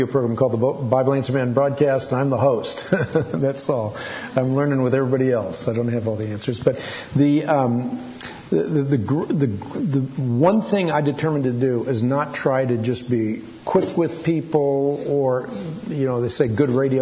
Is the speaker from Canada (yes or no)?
no; Netherlands; first language Dutch; English is a second language; moved away; I was born in Holland, so I'm Dutch. Dutch is my first language.